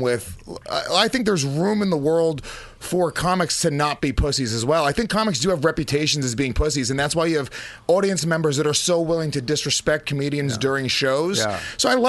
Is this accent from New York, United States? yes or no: yes; Brooklyn, New York, United States; I'm from Brooklyn, son.